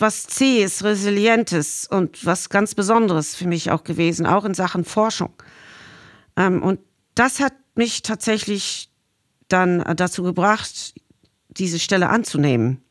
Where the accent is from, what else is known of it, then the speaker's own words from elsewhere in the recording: Dublin, Leinster, Ireland; German is a second language; moved away as an adult; now in Sylt, Germany; ich bin ja in Dublin geboren und da ist alles auch vom Meer dominiert